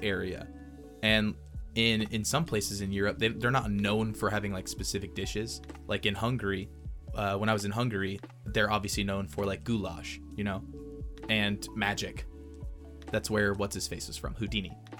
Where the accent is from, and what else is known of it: Texas, United States